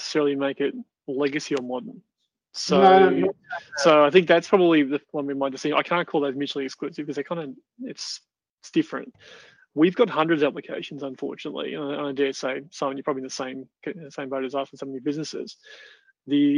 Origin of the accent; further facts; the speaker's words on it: Australia; the Australians are always the loudest ones, getting what we want